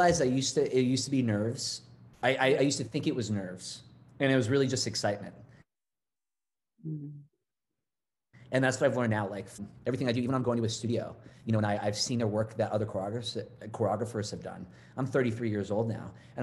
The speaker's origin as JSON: {"language": "English", "region": "Massachusetts", "country": "United States", "tie": "born or raised there", "moved": "yes", "lives_now": "Los Angeles, United States", "said": "I grew up in Massachusetts"}